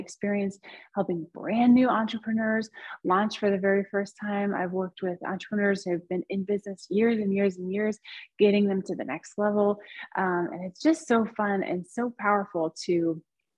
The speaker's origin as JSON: {"language": "English", "country": "United States", "also_born_or_lived": "southern Spain", "moved": "yes", "lives_now": "Spain", "said": "So I am American, but I live in southern Spain."}